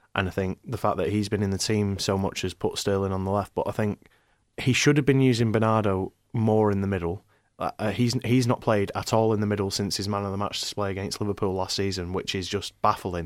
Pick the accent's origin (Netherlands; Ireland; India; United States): Ireland; moved away as an adult; also born or lived in Manchester; I'm, I'm from Manchester, but I, I, I mostly grew up in Ireland, um, uh, you know, moved there when I was younger.